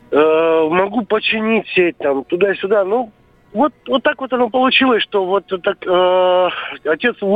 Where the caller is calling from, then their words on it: Krasnoyarsk, Krasnoyarsk Krai, Russia; я из Красноярска сегодня